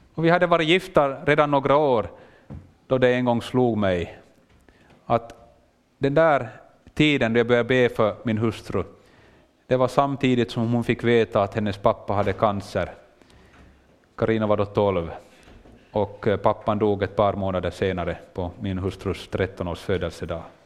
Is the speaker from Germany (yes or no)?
no; Finland; accent: Finland Swedish; jag gör det kanske med en liten annan dialekt, jag talar finlandssvenska.